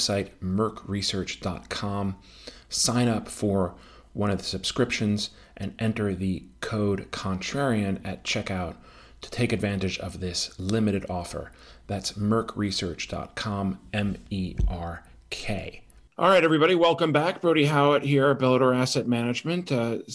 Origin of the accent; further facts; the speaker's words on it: Connecticut, United States; I was a Whalers fan for a while growing up in Connecticut